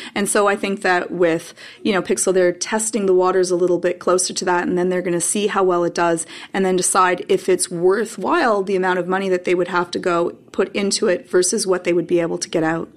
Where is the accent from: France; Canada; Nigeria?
Canada; I'm Canadian